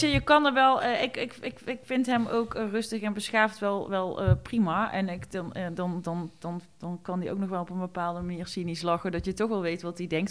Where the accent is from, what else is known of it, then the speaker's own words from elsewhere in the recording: Eindhoven, North Brabant, Netherlands; ik kom natuurlijk uit Eindhoven